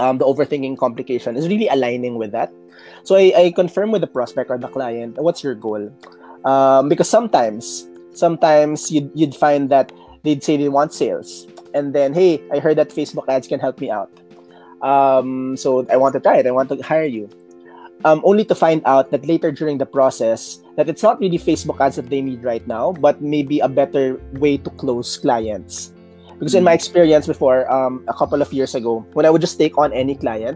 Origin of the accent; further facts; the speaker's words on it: Philippines; moved away as an adult; also born or lived in Malaysia; I'm from the Philippines.